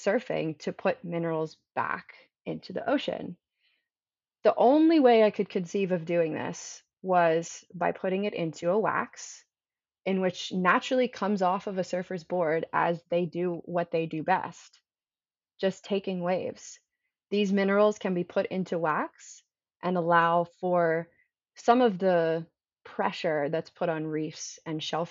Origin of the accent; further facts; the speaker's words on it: Maryland, United States; now in California, United States; So I come from the East Coast. I'm from Maryland originally, and I did not grow up surfing. However, I moved to California